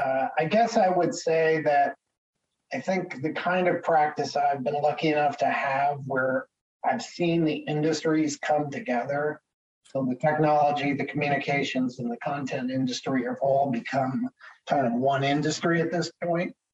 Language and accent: English; Connecticut, United States; moved away as an adult; also born or lived in Boston area / Maine / Washington, D.C.; now in Seattle, United States; I grew up in Connecticut